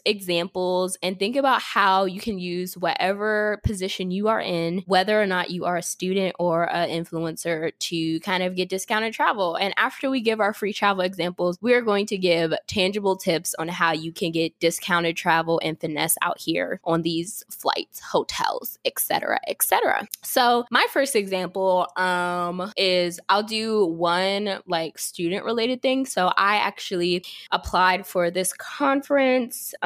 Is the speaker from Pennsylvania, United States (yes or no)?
yes; York, Pennsylvania, United States; I'm from Pennsylvania, but I actually lived in York